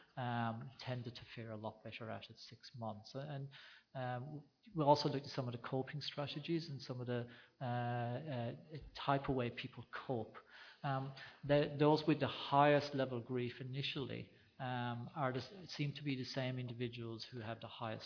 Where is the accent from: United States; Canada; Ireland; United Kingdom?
Ireland; now in Australia; growing up in Ireland when my parents got me out of bed early to go and deliver calves in the middle of the night.